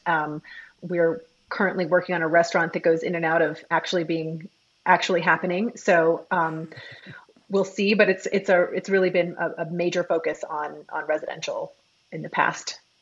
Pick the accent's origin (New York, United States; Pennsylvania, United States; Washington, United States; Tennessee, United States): New York, United States; New York City; moved away as an adult; also born or lived in Michigan / San Francisco; now in Austin, United States; I grew up in New York City